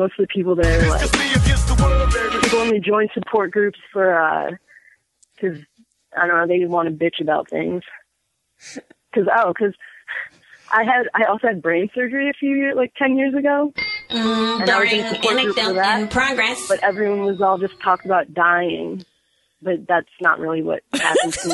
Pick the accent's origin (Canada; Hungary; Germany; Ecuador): Germany; I was born in Germany